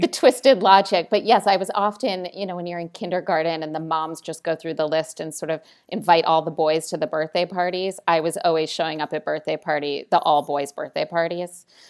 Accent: Italy; moved away; also born or lived in Washington, D.C.; I grew up in Italy

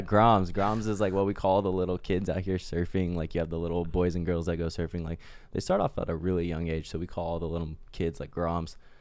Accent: Oahu, Hawaii, United States; We're, like, just locals

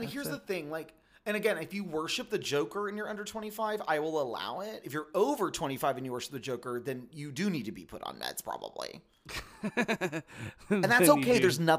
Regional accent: the South, United States; I'm from the South.

